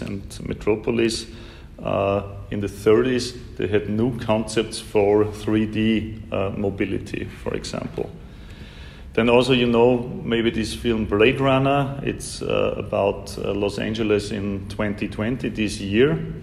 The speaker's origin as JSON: {"language": "English", "region": "Vienna", "country": "Austria", "tie": "born or raised there", "said": "Vienna, my hometown"}